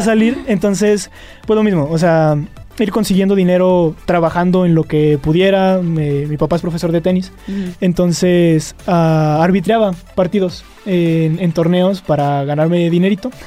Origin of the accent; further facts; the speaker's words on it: Fresnillo, Zacatecas, Mexico; moved away as an adult; now in Aguascalientes, Mexico; Soy de Fresnillo, Zacatecas.